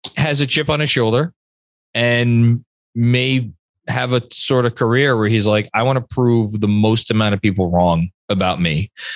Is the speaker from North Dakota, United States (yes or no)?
no; New York, United States; a New Yorker